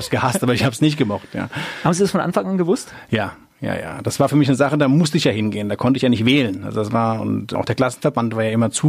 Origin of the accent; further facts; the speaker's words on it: Mainz, Rhineland-Palatinate, Germany; Genau, ich bin also direkt in der Altstadt aufgewachsen, also in der Filzbach, wie man so schön sagt. Ich bin echte Mainzer, so im Schatten des Doms, ja.